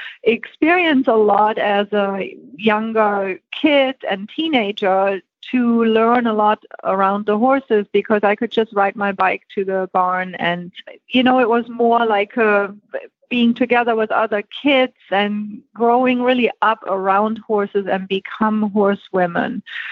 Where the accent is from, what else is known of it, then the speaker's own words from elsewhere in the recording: Germany; Okay, well, I was born and raised in Germany